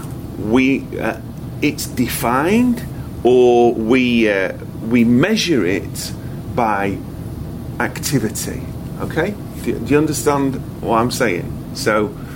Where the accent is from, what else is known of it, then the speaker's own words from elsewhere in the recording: United Kingdom; I am British